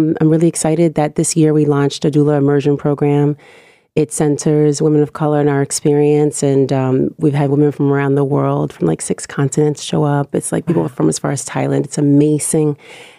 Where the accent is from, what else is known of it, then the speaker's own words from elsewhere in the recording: Oakland, California, United States; now in New York, United States; I'm from Oakland.